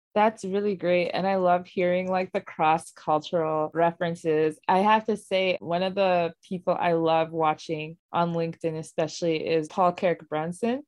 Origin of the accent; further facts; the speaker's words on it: Nigeria; I Nigerian born